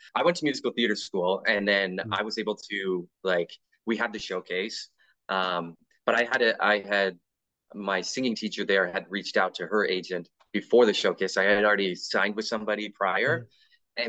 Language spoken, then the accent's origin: English; Canada; being Canadian